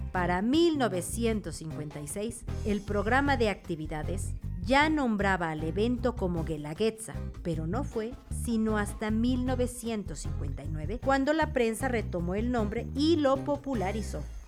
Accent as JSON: {"language": "Spanish", "region": "Oaxaca", "country": "Mexico", "said": "Como oaxaqueños"}